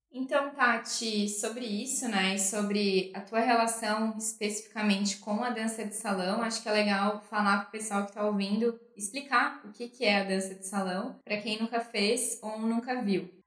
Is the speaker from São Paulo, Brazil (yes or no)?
no; interior of Santa Catarina, Brazil; Eu que venho do interior de Santa Catarina